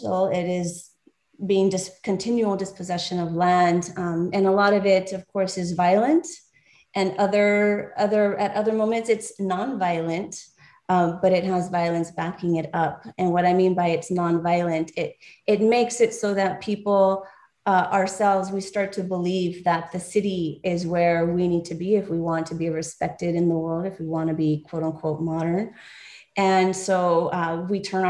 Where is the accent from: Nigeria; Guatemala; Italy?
Guatemala; moved away; I am from Guatemala, from the Maya people, the Mam people of the highlands, of the mountains